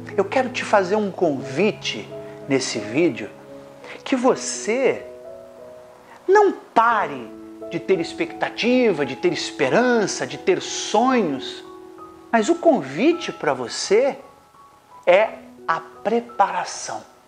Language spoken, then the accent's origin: Portuguese; Brazil; nós que somos brasileiros